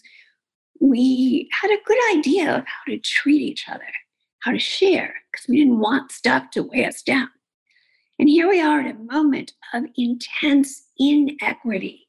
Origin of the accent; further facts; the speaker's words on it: New York City, New York, United States; I grew up in Queens and went to public schools